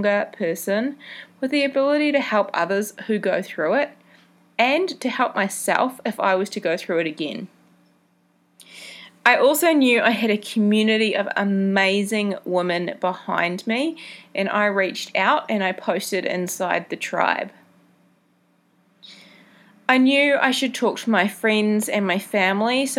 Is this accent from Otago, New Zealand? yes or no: no; Mount Maunganui, Bay of Plenty, New Zealand; moved away; My hometown, Mount Maunganui, is a beautiful beach town back in New Zealand